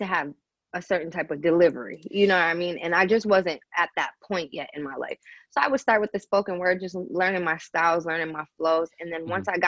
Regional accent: Grand Rapids, Michigan, United States; moved away; I'm East African from Eritrea. I'm originally from Grand Rapids, Michigan.

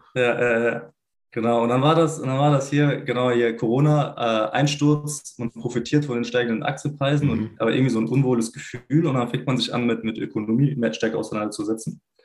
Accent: Swabia, Germany; gebürtig äh, bin ich äh, Schwabe

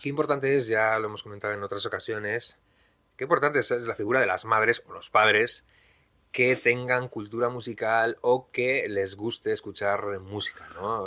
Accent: Bilbao, Basque Country, Spain; yo también soy de Bilbao

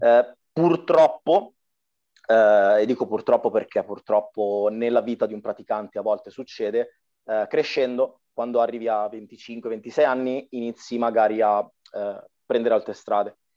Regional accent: Arcore, Lombardy, Italy; sono della Brianza

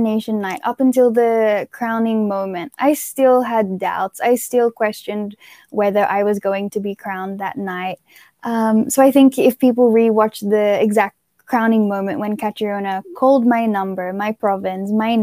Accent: Australia; moved away as an adult; now in Philippines; growing up in Australia

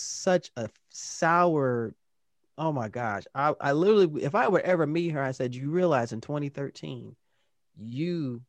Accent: Indianapolis, Indiana, United States; I'm from Indianapolis as well.

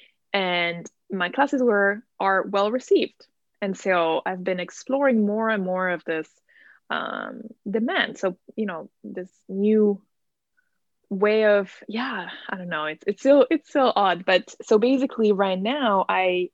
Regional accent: Italy; moved away as an adult; now in New Haven, United States; I am originally from Italy. So I was born and raised in Italy.

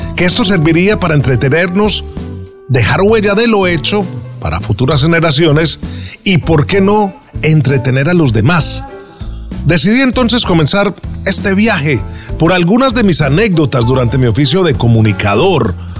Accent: Medellín, Antioquia, Colombia; Nací en Medellín, Colombia, en un hogar donde nadie se había dedicado a las comunicaciones.

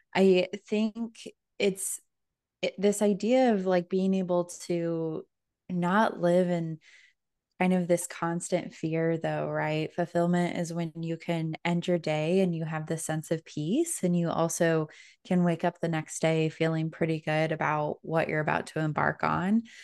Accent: Denver, Colorado, United States; moved away as an adult; now in Orlando, United States; I am originally from Denver, Colorado, but just moved to Orlando, Florida this year.

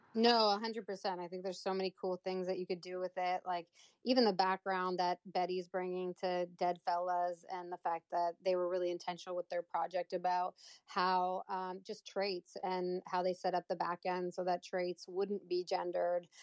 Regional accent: Canada; I was born and raised in Canada

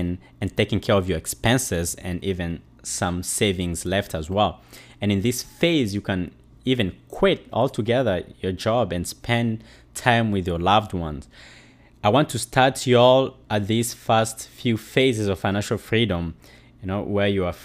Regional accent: DR Congo; moved away; also born or lived in Uganda; I'm a refugee from Congo in Central Africa. I left my country due to war

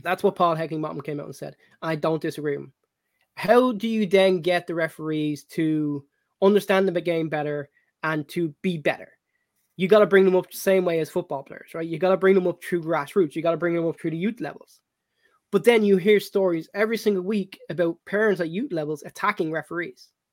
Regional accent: Ireland; back in my younger days when I was when I was growing up in Ireland

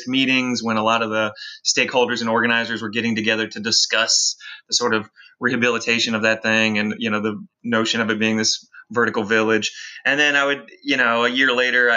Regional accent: the suburbs outside Nashville, Tennessee, United States; moved away as an adult; now in Memphis, United States; My wife and I moved to Memphis in 2007, but I grew up in the burbs outside Nashville

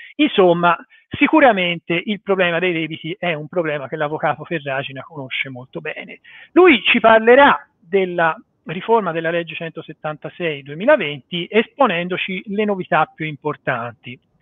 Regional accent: Florence, Tuscany, Italy; fiorentino come me

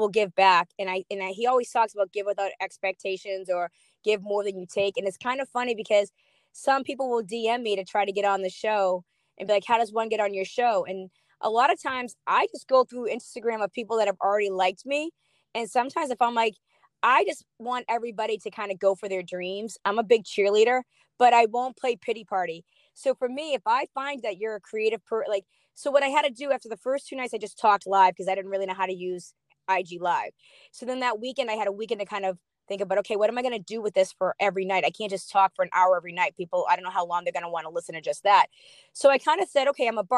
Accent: Boston, Massachusetts, United States; I'm from Boston

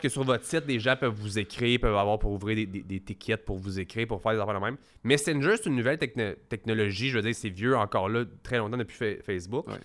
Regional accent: Quebec, Canada; chez nous au Québec

